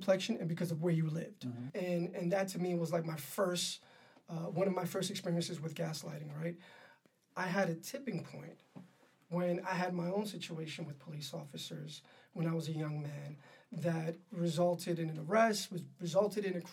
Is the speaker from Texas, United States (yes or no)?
no; New York City, New York, United States; I was raised in Harlem